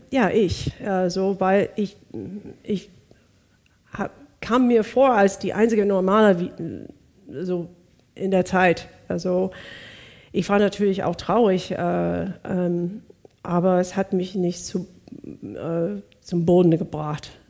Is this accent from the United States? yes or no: yes; Bakersfield, California, United States; born there; Bakersfield, California.